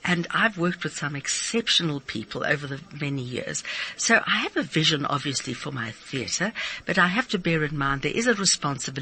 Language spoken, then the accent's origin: English; Pretoria, Gauteng, South Africa; I was from Pretoria, and I was luckily inspired by my art teacher